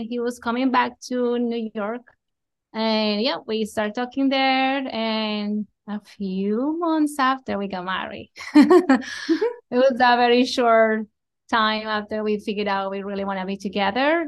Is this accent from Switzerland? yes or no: no; Colombia; moved away as an adult; I am from Colombia. I was born, raised there.